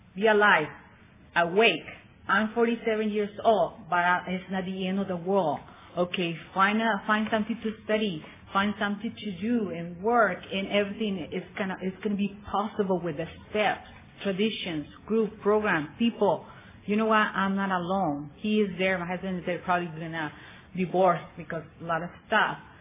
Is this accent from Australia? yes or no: no; Tijuana, Baja California, Mexico; also born or lived in San Bernardino, California; grew up all my life in Tijuana